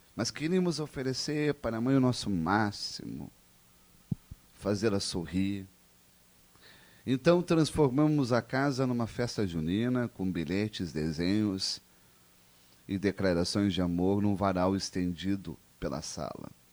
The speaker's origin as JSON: {"language": "Portuguese", "town": "Caxias do Sul", "region": "Rio Grande do Sul", "country": "Brazil", "tie": "born or raised there", "said": "Caxias do Sul, minha terra natal"}